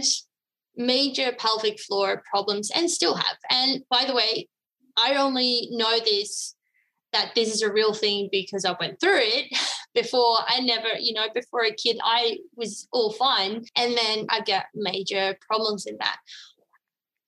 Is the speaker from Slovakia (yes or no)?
no; Netherlands; now in Australia; I'm from the Netherlands originally